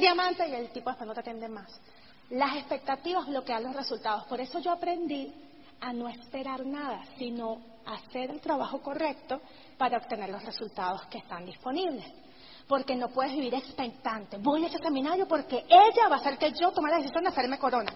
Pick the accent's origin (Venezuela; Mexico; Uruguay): Venezuela; he podido mantener mi negocio por encima de todo allá en Venezuela